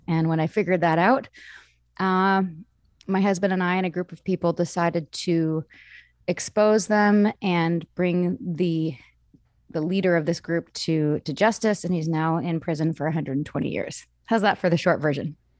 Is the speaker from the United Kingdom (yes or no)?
no; Vancouver, British Columbia, Canada; I grew up in Vancouver. I'm Canadian, born and raised